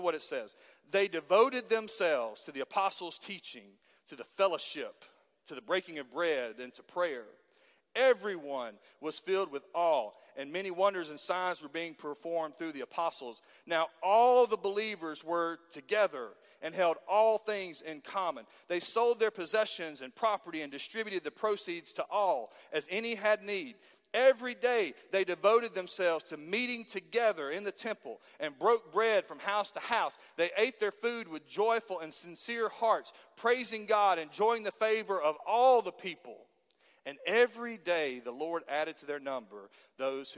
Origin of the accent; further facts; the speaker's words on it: Halls, Tennessee, United States; I was from Halls and not from East Knoxville